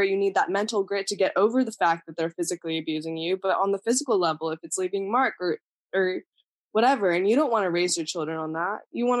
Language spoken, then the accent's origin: English; India; born there; moved away; I was born in India.